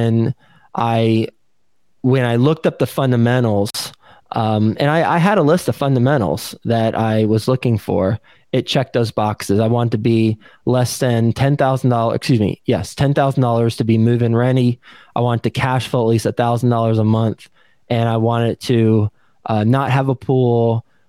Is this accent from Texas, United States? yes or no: yes; Texas, United States; moved away as an adult; also born or lived in New York City; I was from Texas. I grew up in Texas